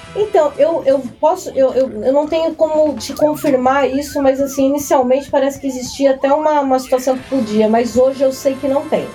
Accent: São Paulo, Brazil; now in Resende, Brazil; eu sou paulistana

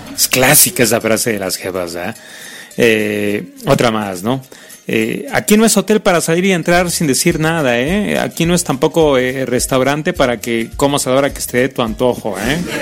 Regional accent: Mexico; así somos los mexicanos

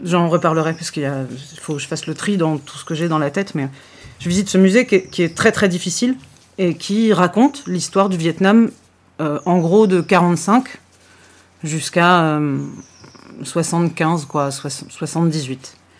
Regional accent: France; je dis de France

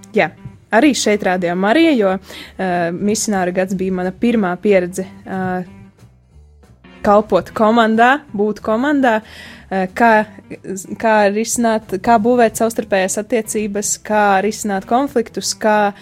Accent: Strēlnieki, Eglaine Parish, Ilūkste Municipality, Latgale, Latvia; moved away as an adult; also born or lived in Bebrene; now in Daugavpils, Latvia; to es pavadīju Ilūkstas novada Eglainas pagasta strēlniekos, jeb eh, tā ir tāda vieta starp Eglaini un Subati, un tur es pavadīju savu bērnību, savu, savus pusauģu gadus.

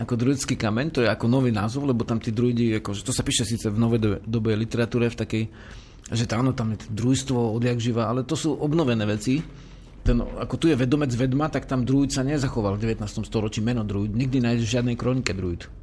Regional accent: Slovakia; sme Slováci

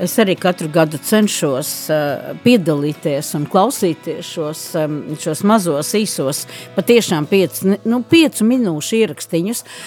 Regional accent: Liepāja, Latvia; also born or lived in Riga; es joprojām esmu no Liepājas, lai gan strādāju un šobrīd Eh, mēģinu kaut ko labu izdarīt Rīgā

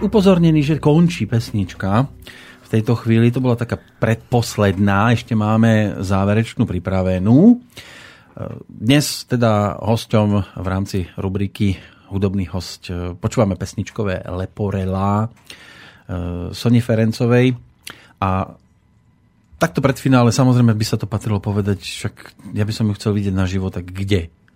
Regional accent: Slovakia

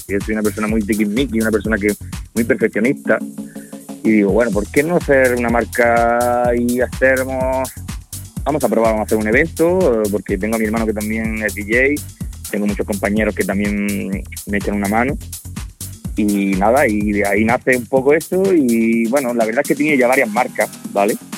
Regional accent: Almería, Andalusia, Spain; aquí en Almería nos conocemos todos

